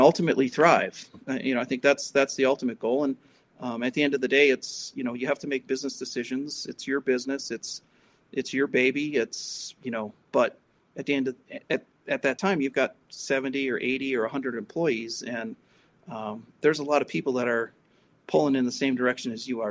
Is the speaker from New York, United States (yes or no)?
no; Milwaukee, Wisconsin, United States; I grew up in Milwaukee, Wisconsin